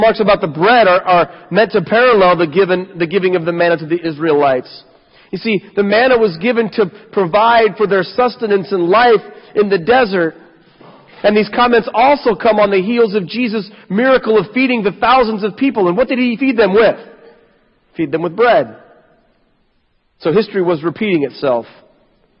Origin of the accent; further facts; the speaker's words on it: United States; we in America